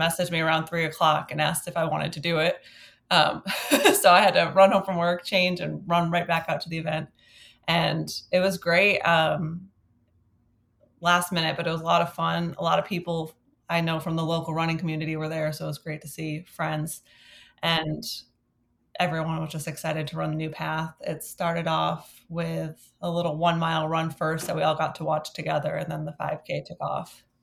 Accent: Westfield, Massachusetts, United States; moved away; I'm visiting my hometown of Westfield, Massachusetts

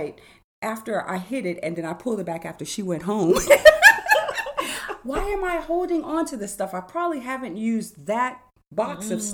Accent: California, United States; growing up in California

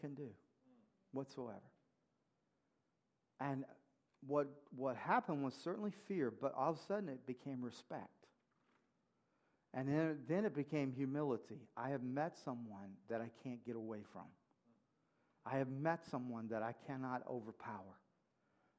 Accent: Mississippi, United States; I grew up in Mississippi

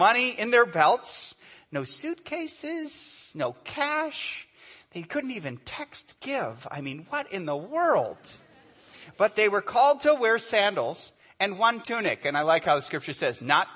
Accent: United States; I'm an American. We ask what's on our minds, right?

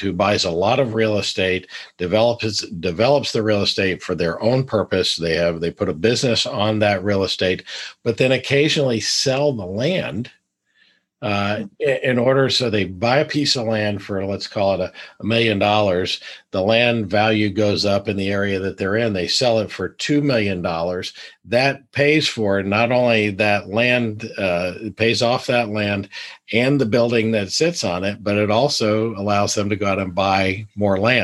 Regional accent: North Carolina, United States; I grew up in North Carolina

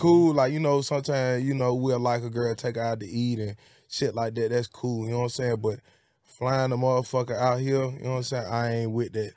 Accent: Birmingham, Alabama, United States; also born or lived in Bessemer, Alabama; I'm from Birmingham, Alabama, and, uh, it's Pratt City. I'm from Pratt City and Bessemer.

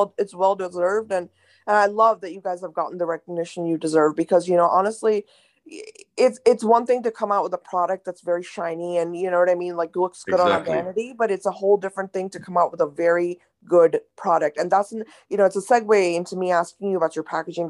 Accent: India; I was raised in India

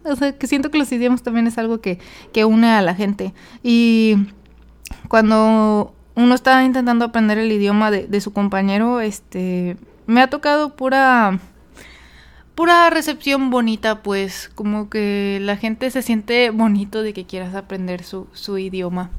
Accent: Monterrey, Nuevo León, Mexico; first language Spanish; yo soy mexicana y pues nací, nací y em, aprendí a hablar español pero debido a que vivía en una ciudad, este, no fronteriza, pero pues sí a una hora de la frontera, que es Monterrey

